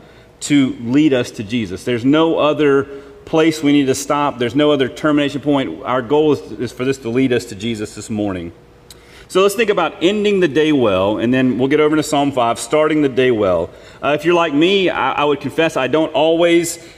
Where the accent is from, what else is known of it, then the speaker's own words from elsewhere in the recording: Mississippi Delta, United States; I'm from the Mississippi Delta, so it doesn't really snow or ice all that often